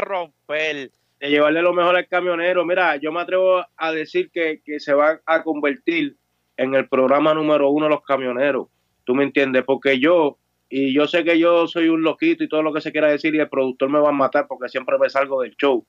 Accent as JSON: {"language": "Spanish", "country": "Puerto Rico"}